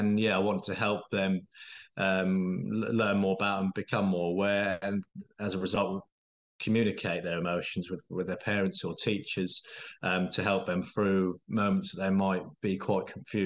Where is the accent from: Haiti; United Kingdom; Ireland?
United Kingdom; Norwich, East of England; So, I'm from Norwich, 34 years of age